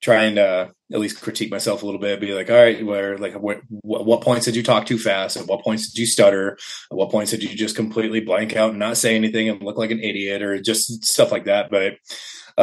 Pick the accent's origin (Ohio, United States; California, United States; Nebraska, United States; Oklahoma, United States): Nebraska, United States; Omaha; I was born in Omaha. I've been living around Omaha pretty much my entire life. So nice little Midwest area.